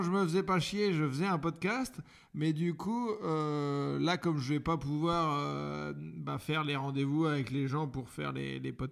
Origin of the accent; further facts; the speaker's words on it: Normandy, France; je suis normand.